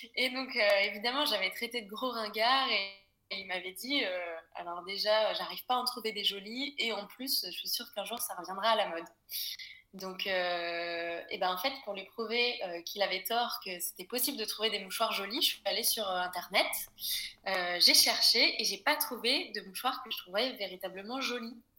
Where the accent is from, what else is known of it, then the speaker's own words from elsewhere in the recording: Brittany, France; moved away as an adult; also born or lived in Paris; j'ai été élevée en Bretagne